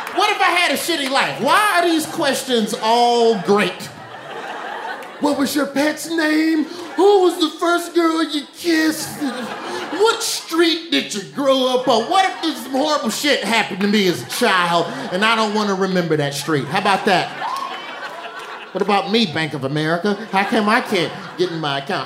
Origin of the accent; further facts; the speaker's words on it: Alabama, United States; now in New York, United States; I'm from Alabama, the southerner in me